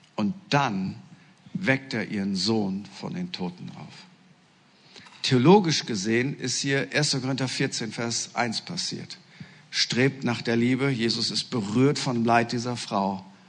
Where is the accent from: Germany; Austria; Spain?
Germany; East Frisia, Lower Saxony; Ich bin Norddeutscher, genauer gesagt Ostfriese